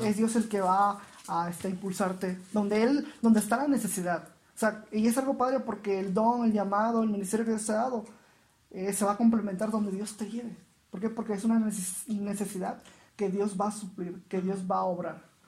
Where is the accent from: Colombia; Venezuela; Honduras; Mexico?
Mexico; Veracruz; moved away as an adult; also born or lived in Mérida, Yucatán; soy originario de Veracruz, salí de Veracruz hacia Mérida, Yucatán